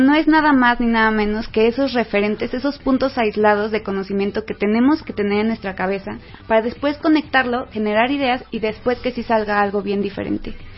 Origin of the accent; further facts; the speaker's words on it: Mexico; somos mexicanos y nos encanta la fiesta y los asuetos nacionales